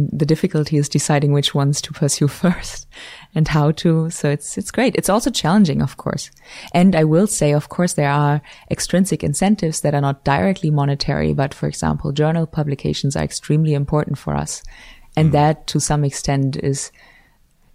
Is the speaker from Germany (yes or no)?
yes; Germany; moved away as an adult; also born or lived in Switzerland; now in Los Angeles, United States; I'm from Germany originally